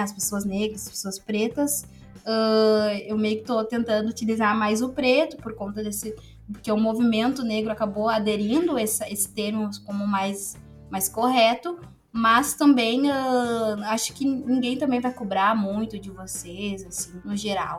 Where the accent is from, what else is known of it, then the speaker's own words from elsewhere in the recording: Novo Hamburgo, Rio Grande do Sul, Brazil; eu sou de Novo Hamburgo desde de sempre